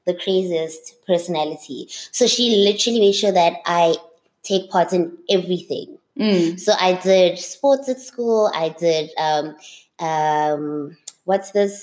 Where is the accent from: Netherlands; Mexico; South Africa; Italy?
South Africa; Bethlehem, Free State; I grew up, I was born in the Free States in Bethlehem, and I grew up there, went to school there